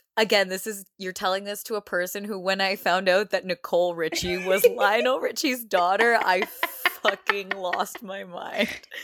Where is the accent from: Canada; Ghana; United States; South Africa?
Canada; Brampton, Ontario; grew up in Brampton.